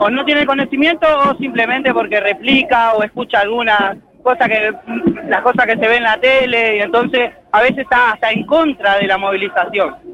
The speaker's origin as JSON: {"language": "Spanish", "town": "La Matanza", "region": "Buenos Aires Province", "country": "Argentina", "said": "yo soy de La Matanza y somos de gremio camionero"}